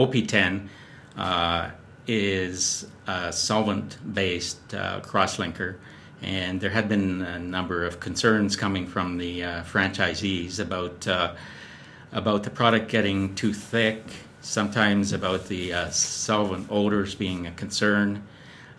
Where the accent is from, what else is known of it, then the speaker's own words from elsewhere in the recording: Calgary, Alberta, Canada; moved away as an adult; also born or lived in Ontario / Edmonton / New Jersey; I grew up in Calgary, went to University of Calgary